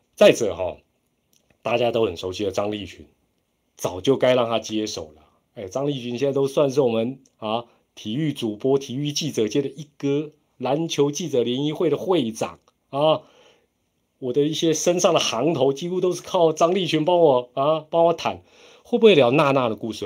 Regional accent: Taiwan; 我们是台湾人嘛

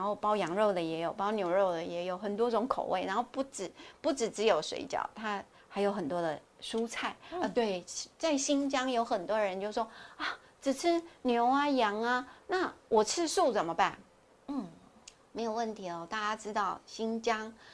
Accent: Taiwan; 我们台湾是属于亚热带国家，潮湿，每天流汗

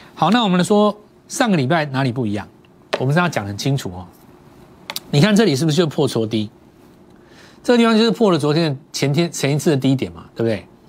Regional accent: Taiwan; 很多我们台湾长大的

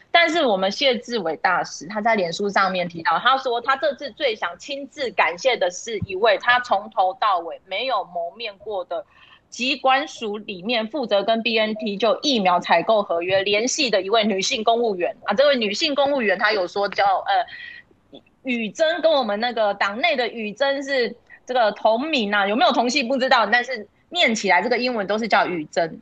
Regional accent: Taiwan; 所以受惠的最大就是我们台湾人。

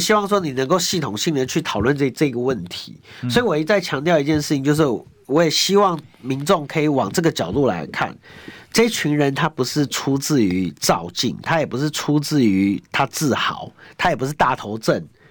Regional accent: Taipei, Taiwan; 我从小到大就用木栅长大

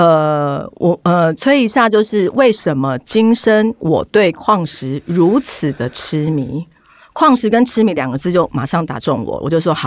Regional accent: Taipei, Taiwan; 我从那个台北来的。

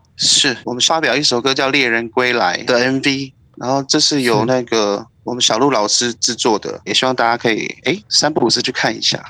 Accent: Taitung, Taitung County, Taiwan; also born or lived in Jialan Village, Jinfeng Township, Taitung; 其实我们从小住的地方比较接近，也比较接近市区，像是卑南族的部落 这样，有住过，呃，建和，然后资本也有住过一段时间这样，所以基本上都在靠近市区

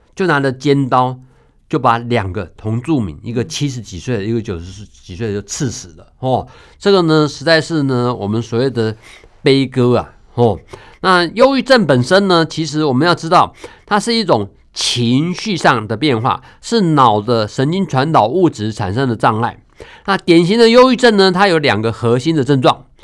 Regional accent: Taiwan; 我们台湾

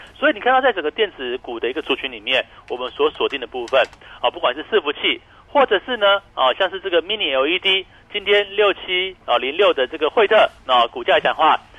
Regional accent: Taiwan; 或许我们台湾人比较哦，还有在国内旅游

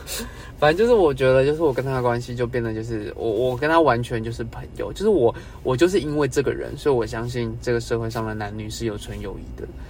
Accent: Taipei, Taiwan; 我是台北人

